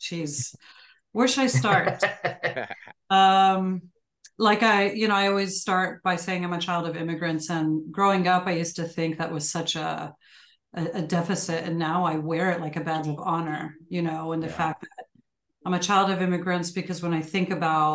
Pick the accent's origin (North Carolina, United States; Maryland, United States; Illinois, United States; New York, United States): Illinois, United States; Chicago; I grew up on the south side of Chicago.